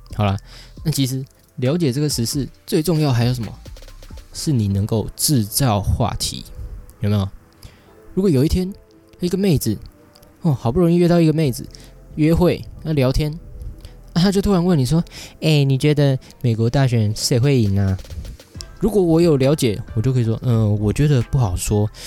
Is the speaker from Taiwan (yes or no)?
yes; Taiwan; 我们在台湾一出生，像我一出生的时候就有健保